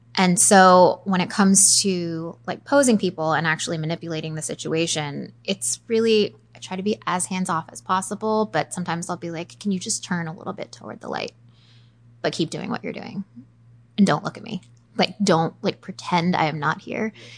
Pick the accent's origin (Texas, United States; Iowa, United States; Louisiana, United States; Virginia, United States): Virginia, United States; Arlington; I grew up in Northern Virginia. I was born in Arlington, haven't gone far